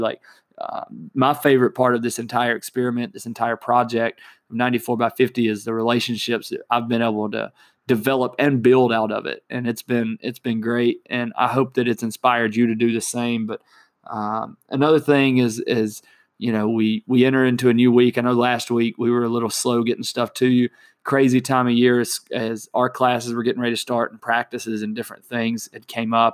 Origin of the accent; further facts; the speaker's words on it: Alabama, United States; my home state of Alabama